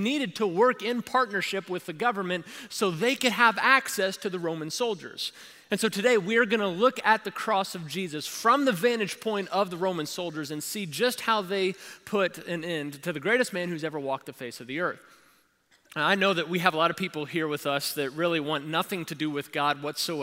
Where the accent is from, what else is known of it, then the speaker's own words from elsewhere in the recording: Kentucky, United States; I am from Kentucky